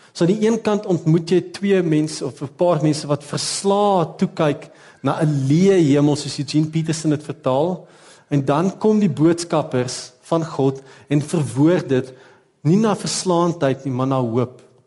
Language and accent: Afrikaans; South Africa; Ons kan nie anders as om Suid-Afrikaners te wees